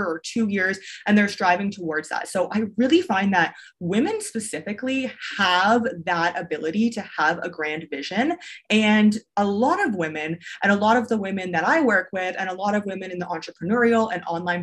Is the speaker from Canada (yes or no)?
yes; Canada; first language English; moved away as an adult; also born or lived in China; So I am originally from Canada. I don't live in Canada. I haven't for quite a while, but I'm originally from Canada. And so I grew up, I went to high school, I went to university there